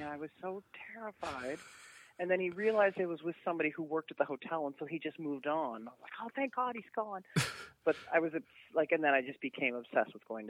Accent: Saskatoon, Saskatchewan, Canada; moved away as an adult; now in Toronto, Canada; I grew up in Saskatoon

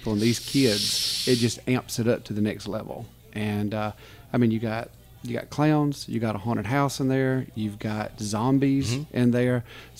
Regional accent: Dothan, Alabama, United States; born and raised in Dothan, Alabama.

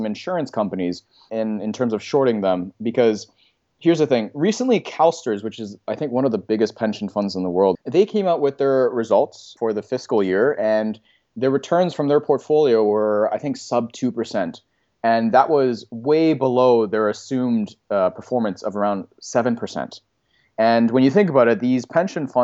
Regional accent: Canada; as a Canadian

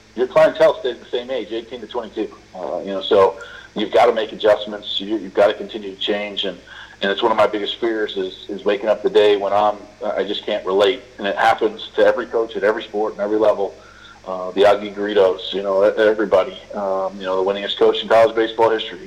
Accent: Bay Area, Northern California, United States; I grew up in Northern California uh, in the Bay Area.

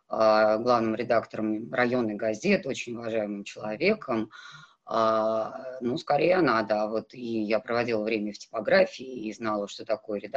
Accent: North Caucasus, Russia; Я выросла в селе на Кавказе, а там главная задача девочки выйти замуж хорошо.

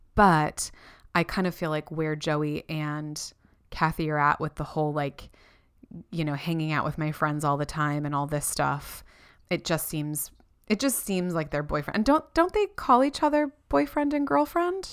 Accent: Florida, United States; moved away as an adult; now in New Zealand; Renee and I didn't do that growing up in Florida

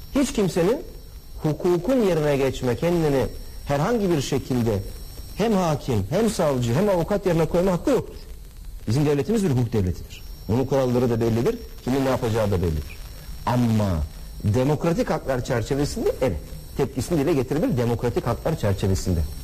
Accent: Samsun, Turkey; moved away; Temmuz ayında inşallah memleketimde.

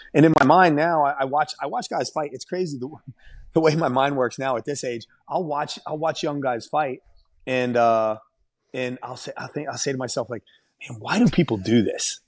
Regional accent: Ohio, United States; Columbus when, when I fought and won in my home state

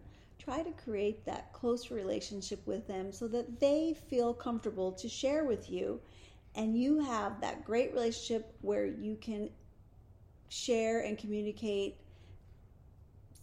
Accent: Springfield, Oregon, United States; also born or lived in San Jose, California; I was born in San Jose, California, raised in Springfield, Oregon

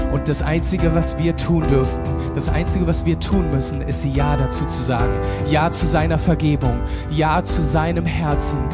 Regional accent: Germany; als Deutsche

